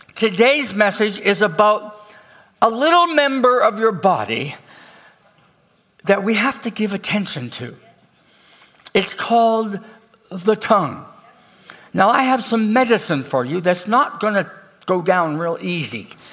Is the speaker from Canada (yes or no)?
yes; Canada; I'm from Canada